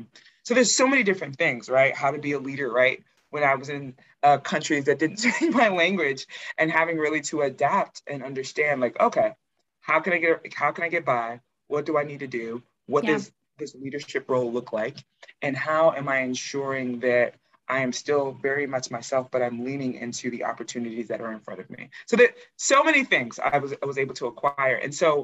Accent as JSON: {"language": "English", "country": "United States", "said": "I think it's important to note that I am American, but I'm first generation American. My parents are Nigerian."}